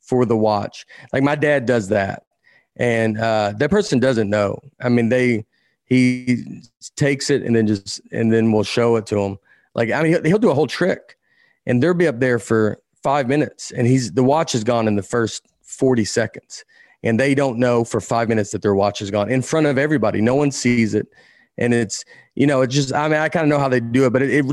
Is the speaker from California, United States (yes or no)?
no; the South, Tennessee, United States; I grew up watching in the South. College football was enormous, more than the NFL. And then we got the Titans in Tennessee